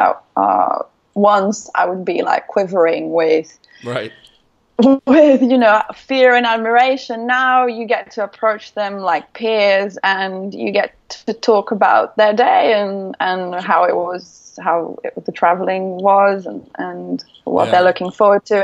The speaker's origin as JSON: {"language": "English", "country": "Brazil", "tie": "born or raised there", "also_born_or_lived": "United Kingdom", "second_language": "English", "moved": "as an adult", "said": "my hometown in Brazil"}